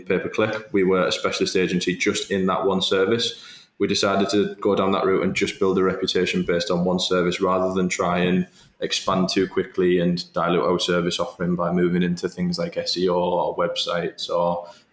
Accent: Middlesbrough, North East England, United Kingdom; home for me always has been and always will be Teesside. I was born and bred in Middlesbrough

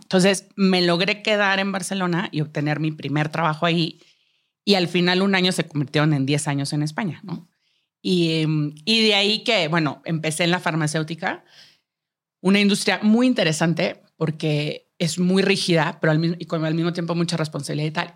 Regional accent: Monterrey, Nuevo León, Mexico; moved away as an adult; now in Mexico City, Mexico; yo soy de Monterrey, eh, crecí y estudié ahí

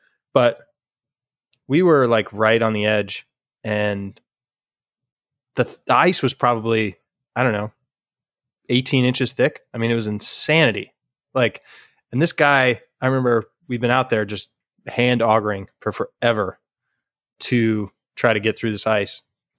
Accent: Colorado, United States; also born or lived in Michigan; growing up in Colorado and, you know, a little bit in Michigan, but we were kids

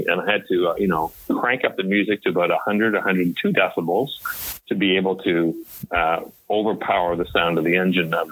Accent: Montreal, Quebec, Canada; moved away as an adult; also born or lived in Toronto, Canada / Paris, Ontario, Canada; now in United States; I was born in Montreal and brought up in Montreal

